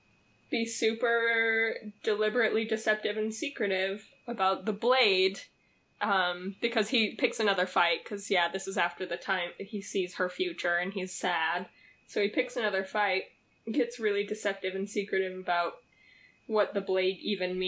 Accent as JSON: {"language": "English", "region": "Utah", "country": "United States", "said": "There's literally a town in our state called Hurricane"}